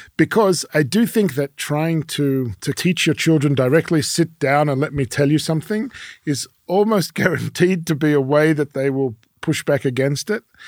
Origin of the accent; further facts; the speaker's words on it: Melbourne, Victoria, Australia; first language French; English is a second language; moved away as an adult; also born or lived in Paris, France; now in Jerusalem, Israel; I was born in Paris. My father from Morocco. My mother was born in Uzbekistan, but her family's from Poland. But we ended up in Melbourne, Australia.